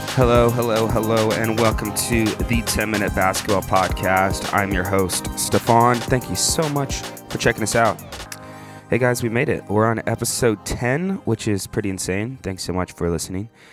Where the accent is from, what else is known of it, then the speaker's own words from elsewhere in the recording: Illinois, United States; I grew up in Illinois during right at the end of the Jordan era